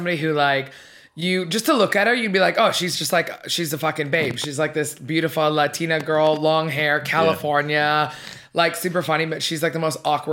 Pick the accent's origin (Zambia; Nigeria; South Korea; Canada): Canada; Vancouver, British Columbia; moved away; Born and raised in Vancouver